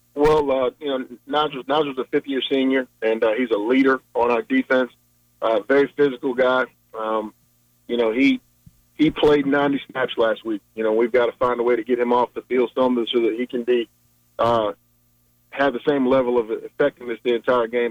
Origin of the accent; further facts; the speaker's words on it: Richmond, Virginia, United States; also born or lived in Hampton, Virginia; I was born and raised in Richmond.